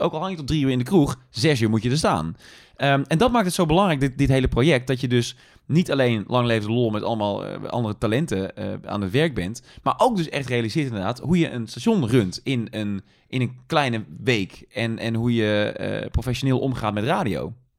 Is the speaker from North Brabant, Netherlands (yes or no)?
yes; Tilburg, North Brabant, Netherlands; moved away as an adult; Ik ben geboren in Tilburg, ik ben getogen in Tilburg. Dus ik, ik heb daar 18 jaar gewoond